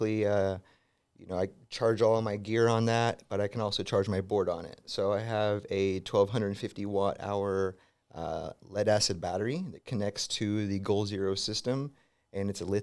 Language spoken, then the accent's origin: English; Southern California, United States; I'm from Southern California, so right, SoCal legend.